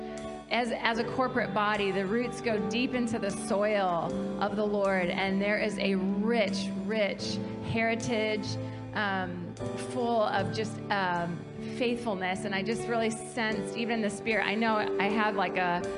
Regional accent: Kalamazoo, Michigan, United States; moved away as an adult; now in South Carolina, United States; I grew up in Kalamazoo and was a part of this church from age 10 to age 37, and it's just home for us

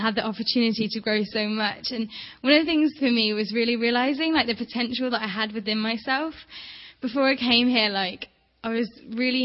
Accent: Toronto, Ontario, Canada; from Toronto

